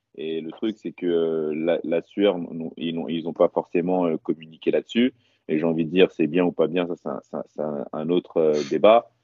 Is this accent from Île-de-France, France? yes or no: yes; Paris, Île-de-France, France; chez moi à Paris